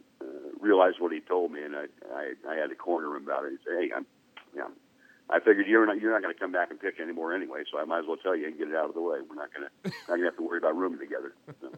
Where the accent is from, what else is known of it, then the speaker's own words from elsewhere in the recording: Fullerton, California, United States; I'm from Fullerton, which is right next to the city right next to Anaheim.